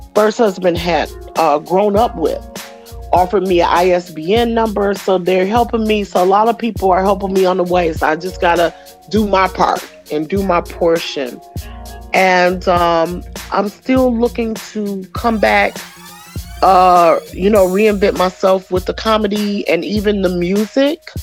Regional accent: Royal Oak Township, Michigan, United States; I grew up in Oak Township, which is a little small city uh, nestled between Ferndale and Oak Park, right across the border, eight mile border from Detroit.

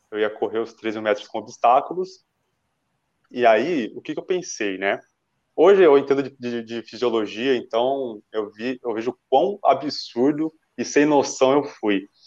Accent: Santo André, São Paulo, Brazil; eu sou de Santo André, né? Sou natural de Santo André

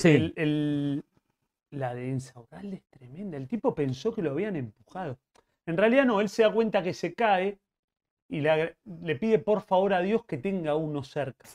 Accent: Avellaneda, Buenos Aires Province, Argentina; Yo me, crié en Avellaneda, soy de Avellaneda.

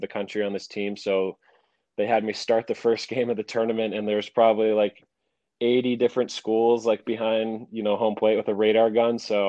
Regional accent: Michigan, United States; also born or lived in Las Vegas, Nevada; I'm from Michigan

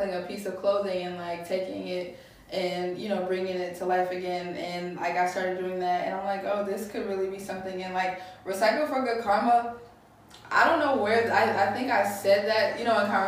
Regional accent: Buchanan, Michigan, United States; also born or lived in Detroit; A small town in Michigan called Buchanan.

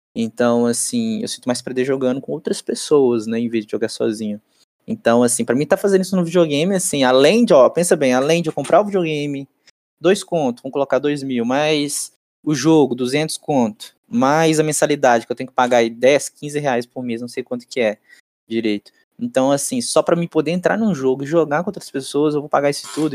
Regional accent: Brazil; como brasileiro

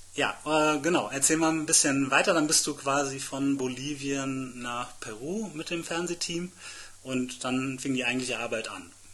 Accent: Germany; wir als Deutsche

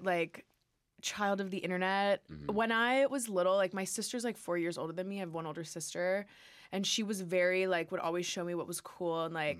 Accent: St. Louis, Missouri, United States; moved away as an adult; now in Los Angeles, United States; I'm from St. Louis, Missouri.

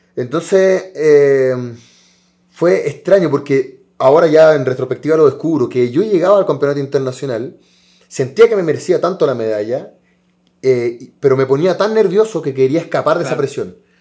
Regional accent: Chile; somos país sudamericano

